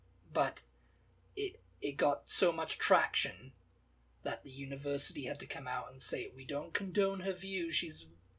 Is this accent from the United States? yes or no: no; Canada; oh, you're American, what state are you from? And it's like, I'm actually Canadian.